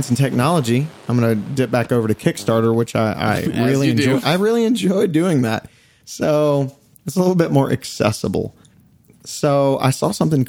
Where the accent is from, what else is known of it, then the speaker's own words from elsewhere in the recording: Texas, United States; We're from Texas